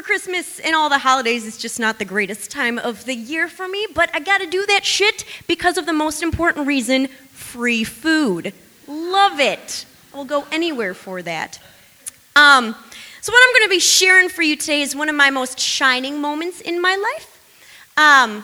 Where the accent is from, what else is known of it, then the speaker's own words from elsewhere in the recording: Illinois, United States; moved away; I'm from Illinois.